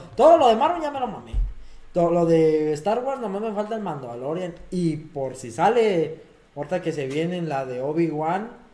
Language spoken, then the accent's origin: Spanish; Mexico; nosotros que somos de México